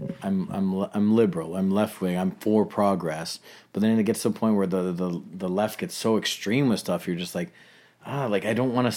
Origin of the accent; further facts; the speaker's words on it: Toronto, Ontario, Canada; I grew up in Scarborough where it's like suburban